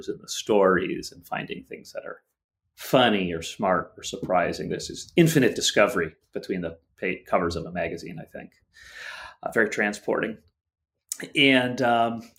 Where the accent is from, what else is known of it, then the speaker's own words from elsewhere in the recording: the greater New York area, United States; the New York, the greater New York area